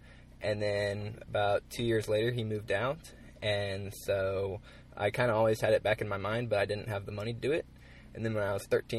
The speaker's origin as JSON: {"language": "English", "town": "Oklahoma City", "region": "Oklahoma", "country": "United States", "said": "I'm from Oklahoma City."}